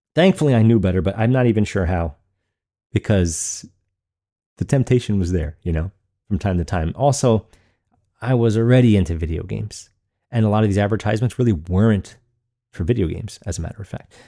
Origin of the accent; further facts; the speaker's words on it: Long Island, New York, United States; growing up in Long Island, New York